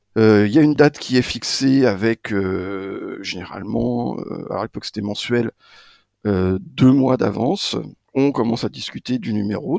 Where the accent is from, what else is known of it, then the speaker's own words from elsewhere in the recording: Maine, Angers, Pays de la Loire, France; moved away as an adult; also born or lived in Strasbourg; now in Paris, France; Je suis allé faire mon UFM à Angers, dans mon maine natal